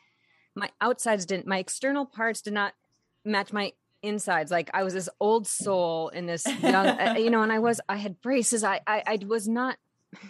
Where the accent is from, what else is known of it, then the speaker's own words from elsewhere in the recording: San Diego, California, United States; I grew up in San Diego and I did not come from a showbiz family at all